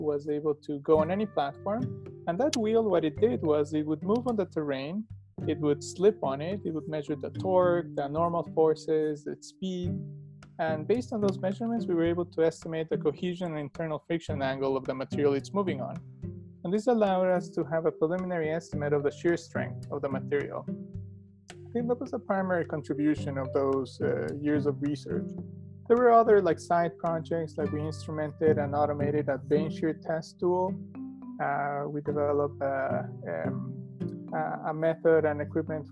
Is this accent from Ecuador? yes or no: yes; Ecuador; moved away as an adult; now in Alberta, Canada; I'm from Ecuador in South America, and I've been living in Canada almost for 15 years. I came here to do my undergraduate